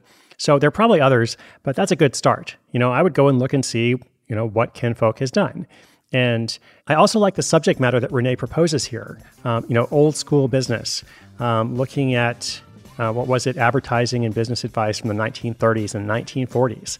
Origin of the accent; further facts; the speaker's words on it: Portland, Oregon, United States; from my hometown of Portland, Oregon